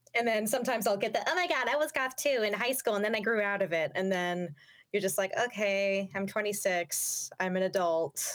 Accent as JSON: {"language": "English", "town": "Yakima", "region": "Washington", "country": "United States", "tie": "born or raised there", "said": "I grew up in the Yakima area, which was literally devoid of any kind of goth scene whatsoever."}